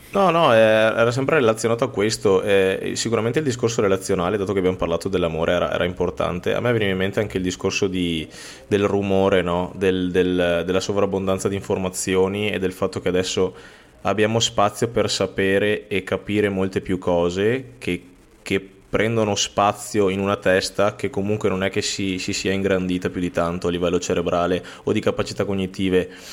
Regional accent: Veneto, Italy; Tra l'altro siamo veneti

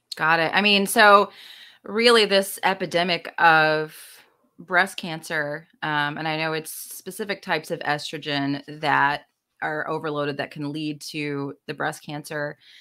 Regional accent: the South, United States; I'm from the South, too

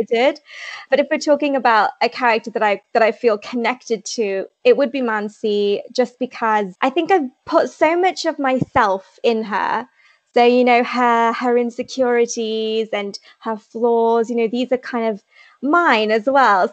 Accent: Leicester, East Midlands, United Kingdom; I'm from Leicester in the UK.

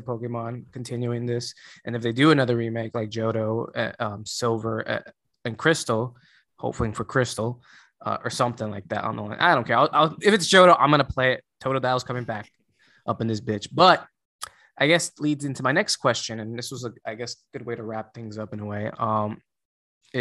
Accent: United States; I'm American as well. I'm just very bilingual

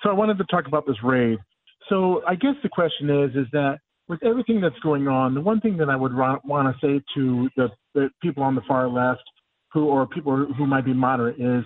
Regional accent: Indiana, United States; I was from Indiana.

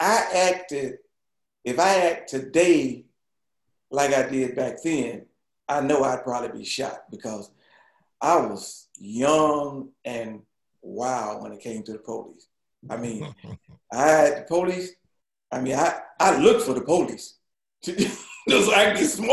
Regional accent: Toccoa, Georgia, United States; I was born in Tekoa, Georgia, which is about 100 miles north of Atlanta

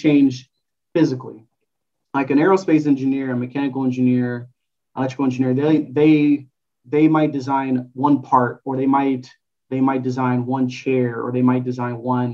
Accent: Los Angeles, California, United States; also born or lived in St. Louis; I grew up in Los Angeles

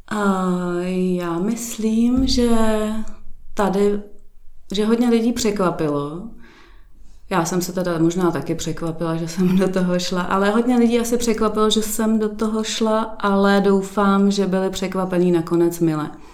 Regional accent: Prague, Czechia; moved away as an adult; now in Šestajovice, Czechia; původem jsem z Prahy 8

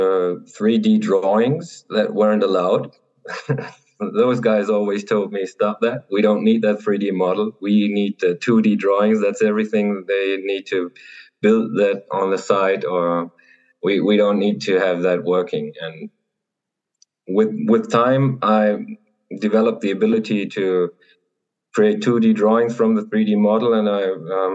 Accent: Germany; I'm an architect from Germany.

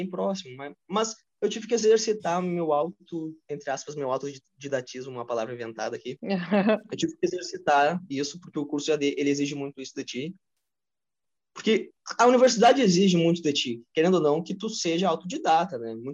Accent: Brazil; o brasileiro, não sei se no mundo todo, mas é, eu sou brasileiro, eu tenho realidade aqui do Rio Grande do Sul.

